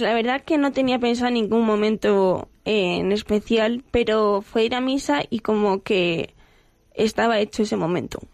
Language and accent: Spanish; Getafe, Community of Madrid, Spain; Vengo de Getafe. De, de aquí, de Getafe, de Madrid